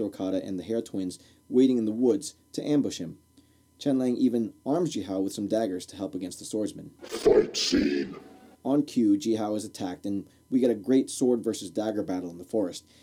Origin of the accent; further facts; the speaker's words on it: Newark, New Jersey, United States; I grew up in Newark, New Jersey